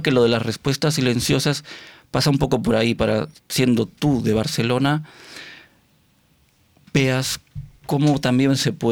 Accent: Argentina; born there; nací en Argentina

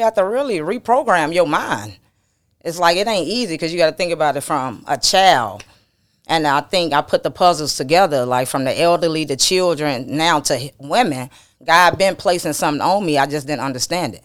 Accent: the South, United States; I'm from the South

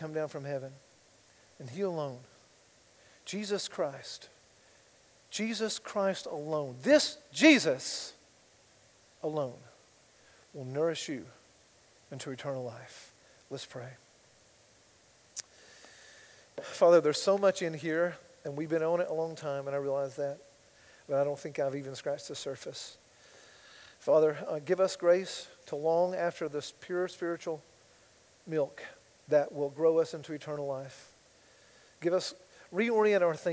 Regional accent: United States; I'm an American

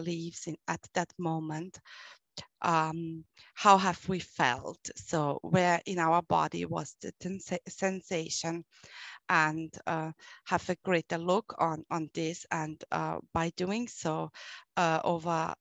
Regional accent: Austria; I'm from Austria

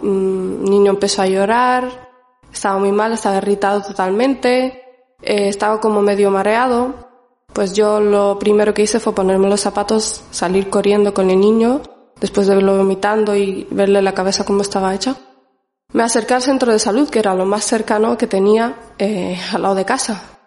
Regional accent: Canary Islands, Spain; also born or lived in Morocco; now in Basque Country, Spain; Yo vine cinco años más o menos a España. Estuve viviendo en Canarias

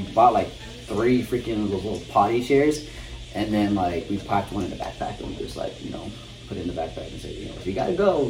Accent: Texas, United States; Well, I'm from Texas, so like, you know, it's quite different.

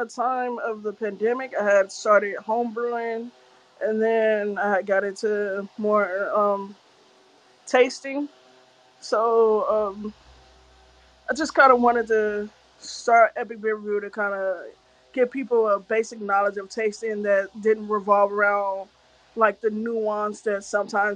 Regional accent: Los Angeles, California, United States; I'm from Los Angeles, specifically the city of Watts

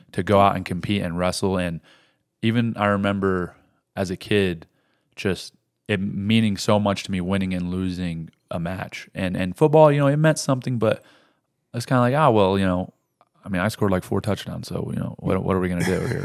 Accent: Rifle, Colorado, United States; that's where I was born in Rifle

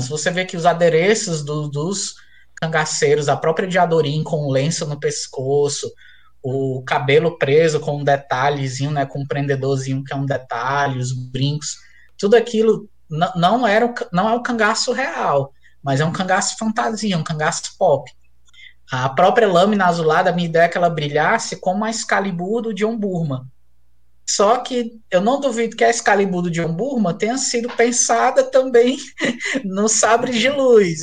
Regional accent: Fortaleza, Ceará, Brazil; also born or lived in Crateús, Ceará; eu sou de Fortaleza, mas eu morei no interior do Ceará, em Crateús

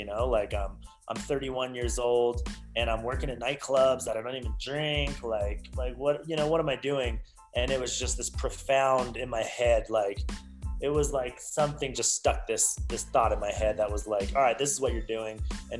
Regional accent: Utah, United States; also born or lived in Canada / California; And so I come back to Utah, my hometown

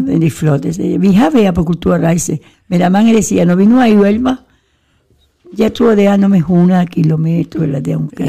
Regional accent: Gran Canaria, Canary Islands, Spain; now in Denmark; der hvor jeg kommer fra, Gran Canaria, der er mere dejlig varme

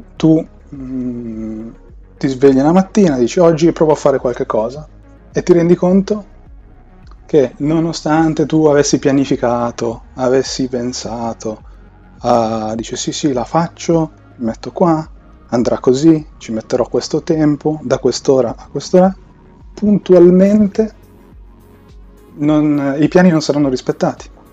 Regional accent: Milan, Lombardy, Italy; Sono un tizio normalissimo di Milano che ha superato i 30

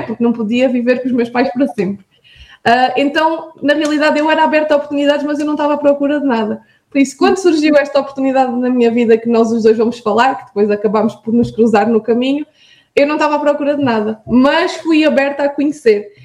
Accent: Vidigueira, Alentejo, Portugal; now in Viana do Castelo, Portugal; eu sou um, natural da Vidigueira, que é uma, uma terra alentejana entre Beja e Évora

